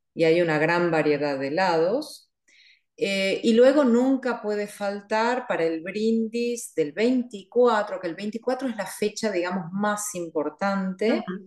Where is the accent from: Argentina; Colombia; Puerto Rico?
Argentina; Buenos Aires; also born or lived in Catalonia; now in Switzerland; yo soy eh, oriunda, como decimos, de Buenos Aires. Es decir, que he nacido en Buenos Aires, Argentina.